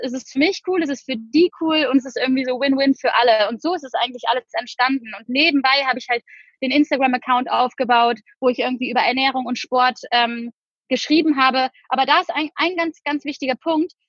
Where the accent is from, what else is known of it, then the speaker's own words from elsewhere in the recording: Cologne, North Rhine-Westphalia, Germany; moved away as an adult; also born or lived in Düsseldorf; now in Bali, Indonesia; komme aber gebürtig aus Köln